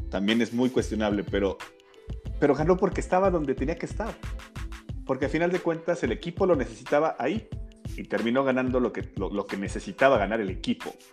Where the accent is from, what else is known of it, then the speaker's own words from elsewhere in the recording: Mexico; nos caracterizamos los mexicanos